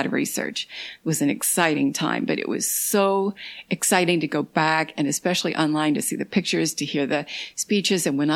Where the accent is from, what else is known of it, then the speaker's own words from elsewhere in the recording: Northern Kentucky, United States; I'm from Northern Kentucky